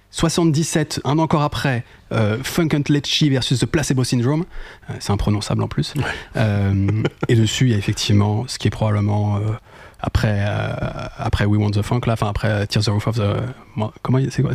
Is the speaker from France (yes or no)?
yes; France; en tant que Français